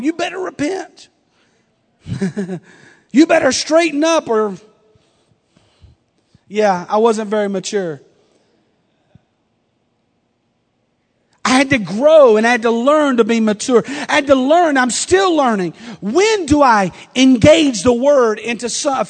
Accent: the South, United States; I'm from the South. We're a little different.

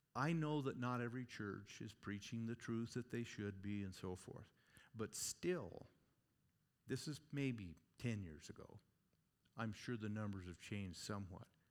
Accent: Oregon, United States; moved away as an adult; now in Gillette, Wyoming, United States; Growing up in Oregon, I'm telling you what, spend half my life there

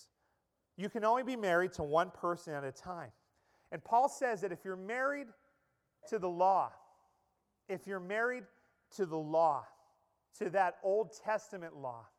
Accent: Pennsylvania, United States; moved away; the little mill town where I grew up in Pennsylvania

